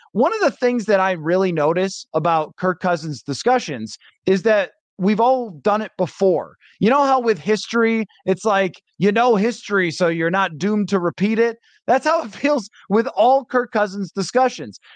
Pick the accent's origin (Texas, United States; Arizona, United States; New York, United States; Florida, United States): New York, United States; Buffalo; moved away; I grew up in Buffalo, and I went to college in Western New York